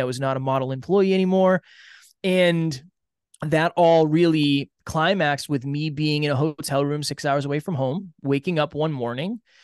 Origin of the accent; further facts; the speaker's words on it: Uxbridge, Massachusetts, United States; I grew up in a small town in Massachusetts, Uxbridge, Massachusetts.